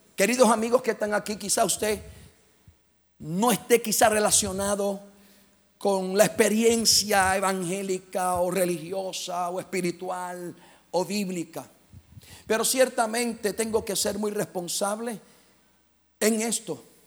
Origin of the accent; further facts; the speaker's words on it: Puerto Rico; Soy boricua. Soy caribeño.